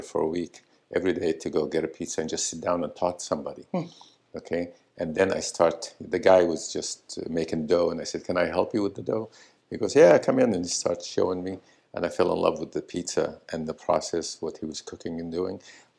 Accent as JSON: {"language": "English", "country": "Syria", "also_born_or_lived": "Florida", "moved": "yes", "lives_now": "Los Angeles, United States", "said": "I came here to from Syria to Florida to Los Angeles because I wanted to make movies"}